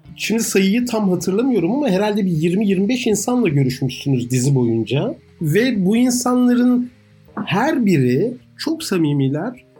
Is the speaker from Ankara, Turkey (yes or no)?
yes; Ankara, Turkey; moved away; Yeni mahallede büyüdüm.